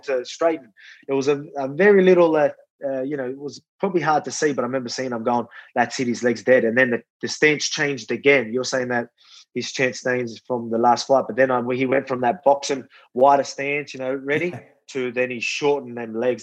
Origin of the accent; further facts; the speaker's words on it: Wollongong, New South Wales, Australia; show the Illawarra, show Wollongong, show my hometown